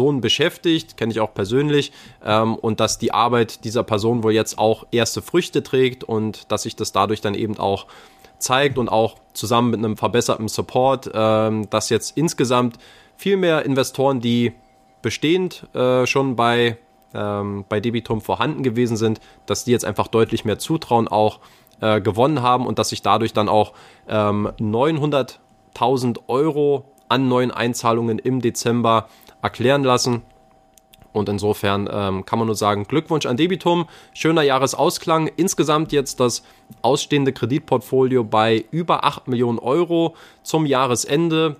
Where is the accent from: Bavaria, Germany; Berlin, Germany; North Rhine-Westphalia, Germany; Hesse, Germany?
Berlin, Germany; als Berliner naturell